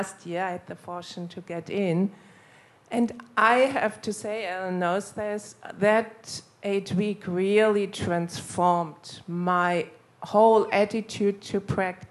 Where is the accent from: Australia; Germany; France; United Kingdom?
Germany; moved away as an adult; also born or lived in United States; I'm from Germany, although I didn't live for many years now in Germany.